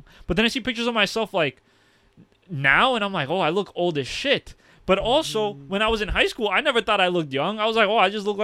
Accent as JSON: {"language": "English", "town": "New York City", "region": "New York", "country": "United States", "tie": "born or raised there", "said": "We're from Gotham. We went to a Gotham public school"}